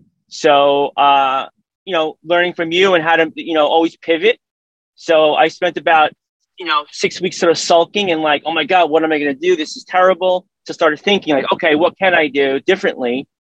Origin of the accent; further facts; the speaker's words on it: New York City, New York, United States; So I'm originally from Brooklyn in New York City.